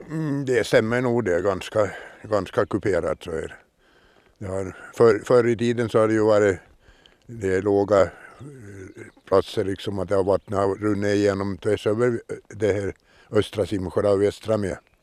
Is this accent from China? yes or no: no; Åland Islands; jag är uppvuxen på Trätö, heter holmen